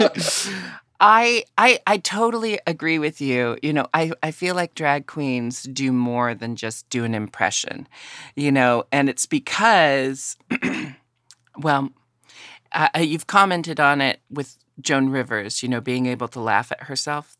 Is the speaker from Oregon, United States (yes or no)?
yes; Portland, Oregon, United States; I grew up in Portland, Oregon, and had a family that was very, um, accepting.